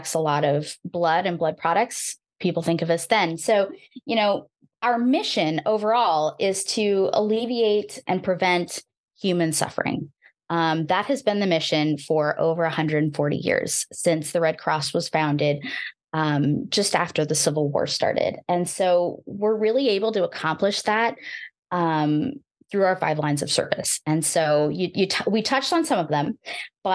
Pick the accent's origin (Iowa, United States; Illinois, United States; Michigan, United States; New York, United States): Iowa, United States; I'm a very proud Iowan.